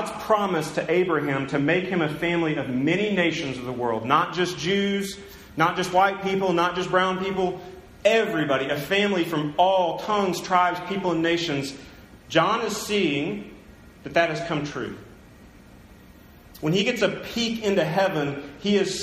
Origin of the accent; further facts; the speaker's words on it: United States; now in Tulsa, United States; I was born in America. I grew up in a Christian home